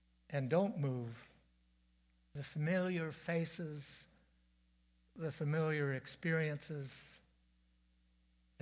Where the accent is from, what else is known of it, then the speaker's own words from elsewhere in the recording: Dundas, Ontario, Canada; moved away as an adult; also born or lived in Chicago; When I was 19, I moved 500 miles away from Dundas to Chicago